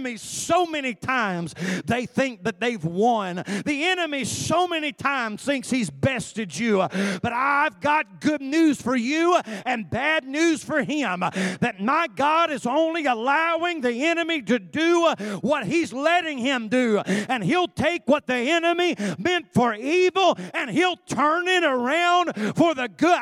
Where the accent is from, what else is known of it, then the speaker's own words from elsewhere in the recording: United States; my citizenship as an American